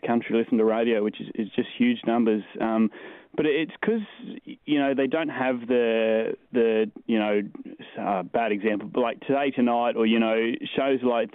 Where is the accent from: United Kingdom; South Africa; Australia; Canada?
Australia; Torres Strait, Queensland; moved away as an adult; also born or lived in Tamworth, New South Wales / Cairns, Queensland; now in Dubai, United Arab Emirates; I'm a country kid. Like, I grew up in the Torres Strait. I was born in Tamworth, though